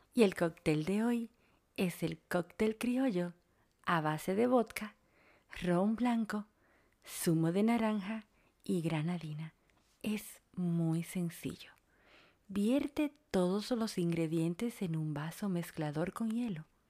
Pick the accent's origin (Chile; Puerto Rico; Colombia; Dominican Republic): Dominican Republic; now in Buenos Aires, Argentina; una dominicana en Argentina